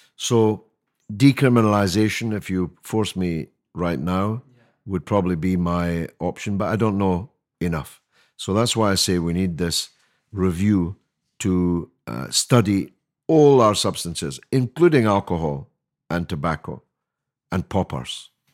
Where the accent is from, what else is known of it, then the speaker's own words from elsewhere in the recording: Scotland, United Kingdom; now in London, United Kingdom; I speak as a Scotsman